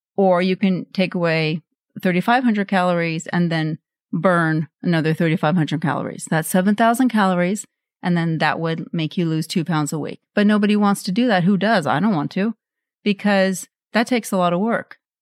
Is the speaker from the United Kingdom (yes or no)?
no; Norway; moved away; I grew up in Norway and we had this chocolate spread.